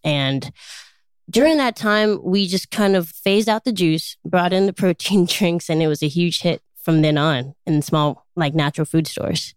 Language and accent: English; Chicago, Illinois, United States; I grew up in Chicago, Illinois